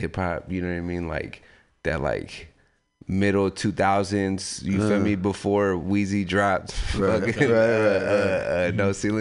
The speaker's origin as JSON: {"language": "English", "town": "San Francisco", "region": "California", "country": "United States", "tie": "born or raised there", "also_born_or_lived": "Daly City", "said": "I grew up in San Francisco"}